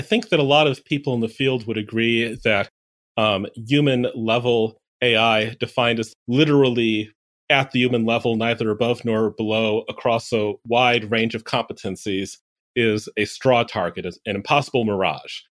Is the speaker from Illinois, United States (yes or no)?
yes; Chicago, Illinois, United States; Chicago, Illinois